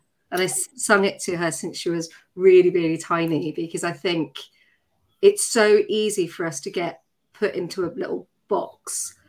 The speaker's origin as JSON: {"language": "English", "town": "Tatton Corner", "region": "South East England", "country": "United Kingdom", "tie": "born or raised there", "accent": "Surrey", "said": "but yes, I grew up in Tatton Corner, which I'm really proud"}